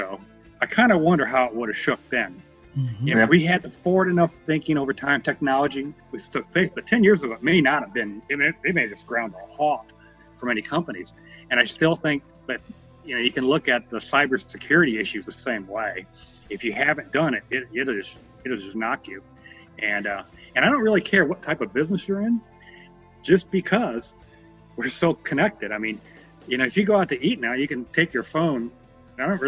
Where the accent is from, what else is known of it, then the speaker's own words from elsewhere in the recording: South Korea; now in United States; I wasn't born in the United States. My mom was born in Korea. I was born in Korea